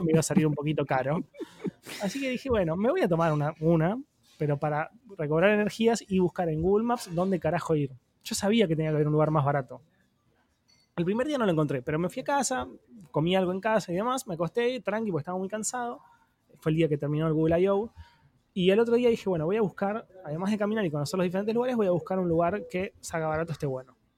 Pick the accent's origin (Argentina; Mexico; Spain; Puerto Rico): Argentina; como argentino